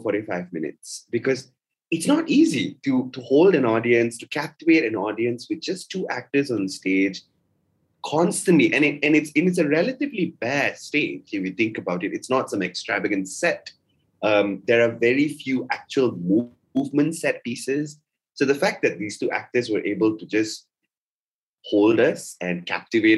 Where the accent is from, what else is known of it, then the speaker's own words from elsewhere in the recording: Malaysia; us as a Malaysian audience